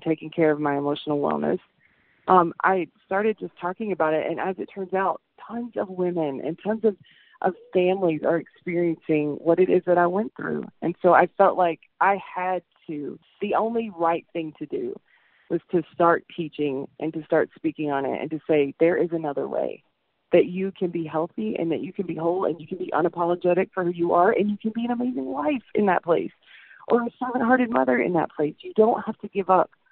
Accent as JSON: {"language": "English", "region": "the South", "country": "United States", "said": "I'm from the South"}